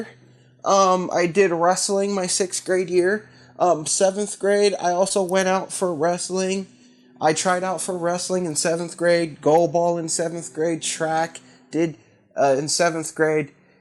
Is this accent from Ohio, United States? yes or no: yes; Columbus, Ohio, United States; being from Columbus, growing up in Columbus